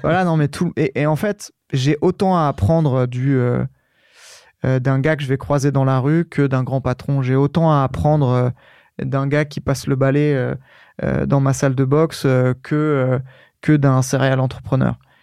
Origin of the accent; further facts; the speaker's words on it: Bondoufle, Île-de-France, France; also born or lived in Courcouronne; Dans l'Essonne, euh, à Évry-Courcouronne. Je suis né à, je suis né à Courcouronne. J'ai grandi dans une petite ville à côté